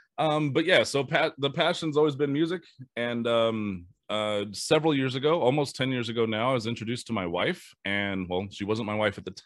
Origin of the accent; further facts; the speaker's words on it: Las Vegas, Nevada, United States; I'm from Las Vegas. Been here for 27, 28 years now, closing in on.